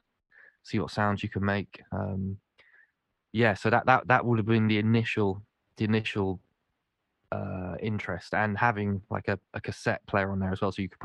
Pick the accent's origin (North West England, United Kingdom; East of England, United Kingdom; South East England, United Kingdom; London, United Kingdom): South East England, United Kingdom; Winchester; moved away as an adult; also born or lived in Cardiff; Where I grew up in Winchester, there wasn't much hip-hop